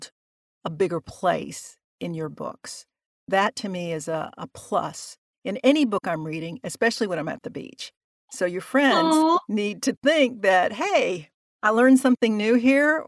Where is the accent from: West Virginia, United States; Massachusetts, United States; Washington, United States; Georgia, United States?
Georgia, United States; Atlanta; I grew up in the South and my parents were both Puerto Rican. I was born in Atlanta